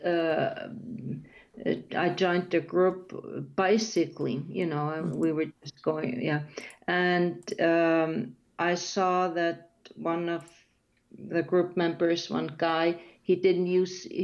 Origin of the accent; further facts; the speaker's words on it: Iceland; first language Icelandic; English is a second language